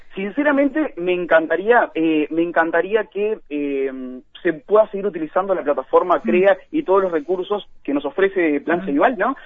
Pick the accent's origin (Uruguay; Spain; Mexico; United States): Uruguay; Florida; yo soy de Florida